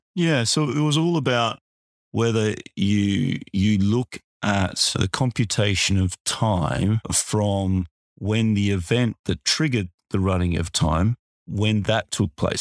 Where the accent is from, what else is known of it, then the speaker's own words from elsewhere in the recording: Australia; accent: Australian; my accent